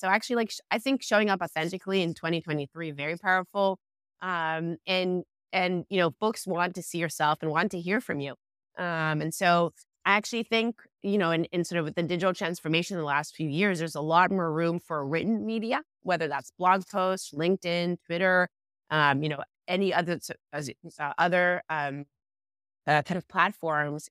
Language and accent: English; Israel; moved away; I was born and raised in Israel